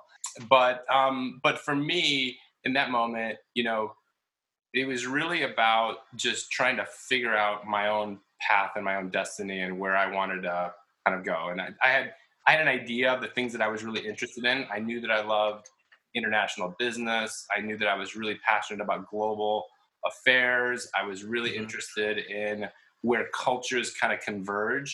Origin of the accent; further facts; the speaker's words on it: Chicago, Illinois, United States; I grew up in Chicago